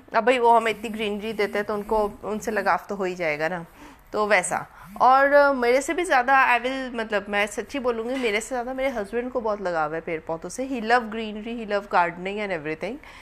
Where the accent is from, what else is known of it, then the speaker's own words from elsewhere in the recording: Bathinda, Punjab, India; moved away; also born or lived in Delhi; मेरा बचपन भटिंडा में गुजरा है